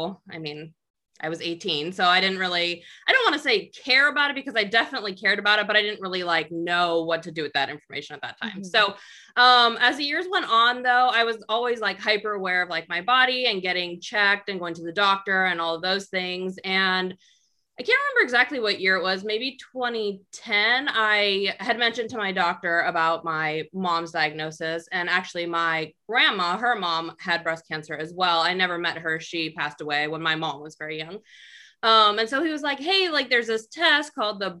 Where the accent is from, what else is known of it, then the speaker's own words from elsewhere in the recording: Northern California, United States; now in Southern California, United States; I am originally from Northern California, so I am a California born and raised